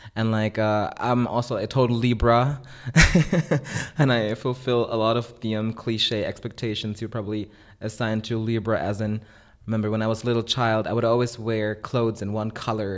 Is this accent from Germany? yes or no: yes; Germany; also born or lived in Philippines; growing up in Germany in a pretty suburban context